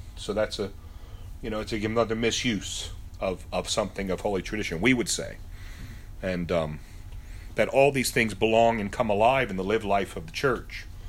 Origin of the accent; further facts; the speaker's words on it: United States; I grew up in America